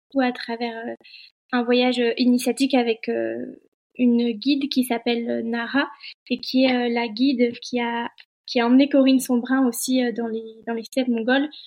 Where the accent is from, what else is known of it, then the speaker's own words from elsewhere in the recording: Annecy, Auvergne-Rhône-Alpes, France; je suis originaire euh, d'Annecy